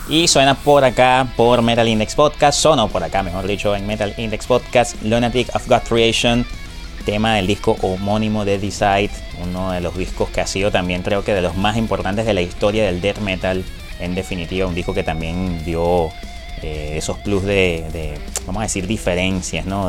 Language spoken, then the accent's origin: Spanish; Venezuela